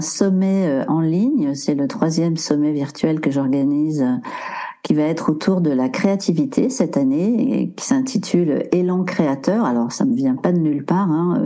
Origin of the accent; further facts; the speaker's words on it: Maurienne, Auvergne-Rhône-Alpes, France; also born or lived in Briançon; je suis née près de Briançon et j'ai grandi euh, près de la nature, euh, en Maurienne exactement.